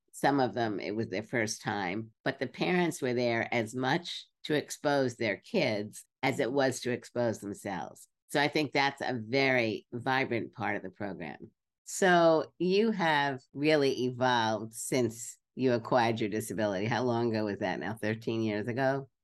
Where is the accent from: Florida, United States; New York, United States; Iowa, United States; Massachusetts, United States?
New York, United States; Brooklyn; I grew up in Brooklyn.